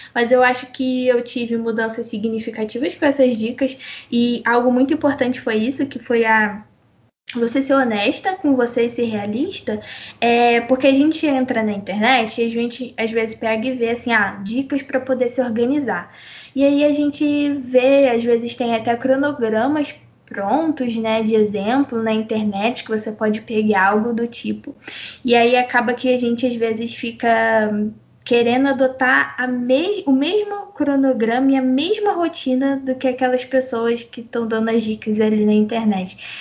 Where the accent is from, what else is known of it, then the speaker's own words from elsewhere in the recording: Brazil; a gente é brasileira e brasileiro, brasileira